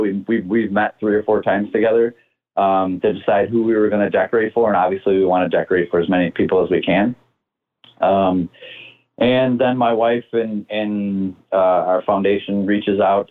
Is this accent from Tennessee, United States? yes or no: no; Chicago, Illinois, United States; growing up on the South Side and, and being a South Sider, living in the uh, the Beverly community